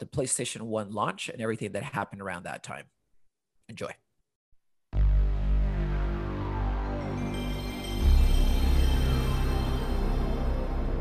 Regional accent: Honduras; also born or lived in London, United Kingdom / United States; now in Portland, United States; I am currently in Portland, but am originally from Honduras

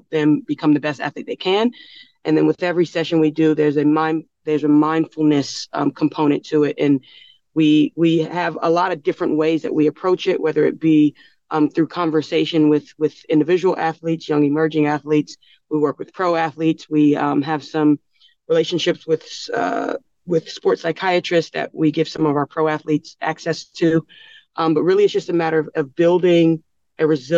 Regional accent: United States; moved away as an adult; now in Australia; I'm from America

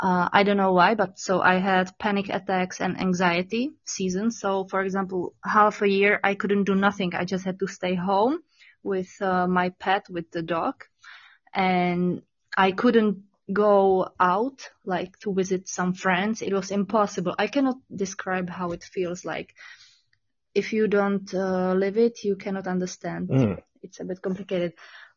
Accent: Czechia; English is a second language; also born or lived in Prague; Yeah, I was born in Czech by the mountains. So I'm basically a mountain girl, but right now I'm living in the capital city of Czech Republic in Prague.

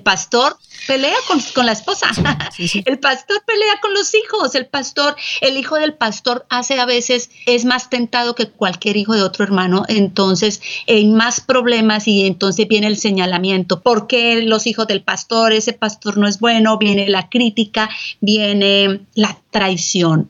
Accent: Colombia; moved away as an adult; now in San Antonio, United States; yo soy colombiana

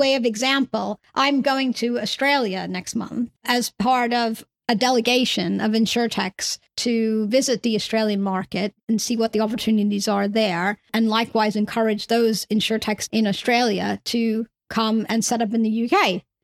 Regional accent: New York, United States; now in United Kingdom; I come from New York originally, hence my accent

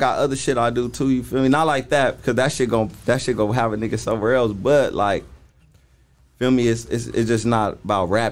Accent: Los Angeles, California, United States; I'm from Watts, so all my homies grew up saying it

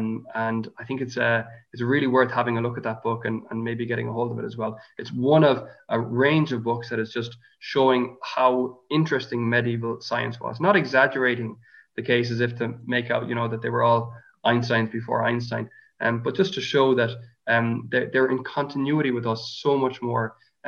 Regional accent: Ireland; as Irish people

